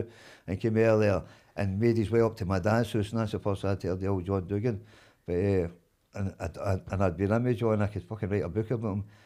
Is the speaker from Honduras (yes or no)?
no; Glasgow, Scotland, United Kingdom; I was born in Campden